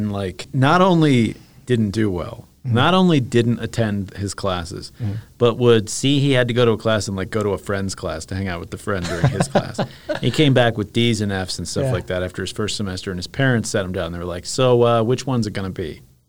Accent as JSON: {"language": "English", "region": "Iowa", "country": "United States", "tie": "born there", "said": "I was born in Iowa."}